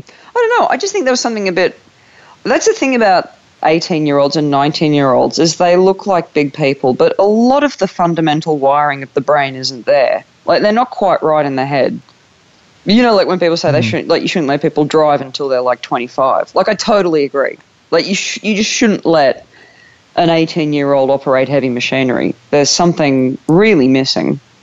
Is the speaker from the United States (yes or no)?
no; Newcastle, New South Wales, Australia; moved away as an adult; now in United Kingdom; I was born in Newcastle, Australia